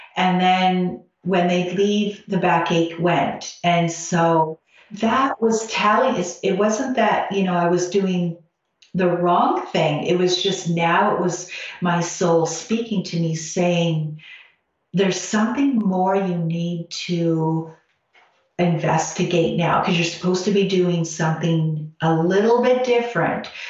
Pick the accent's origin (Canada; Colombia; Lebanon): Canada; I'm Canadian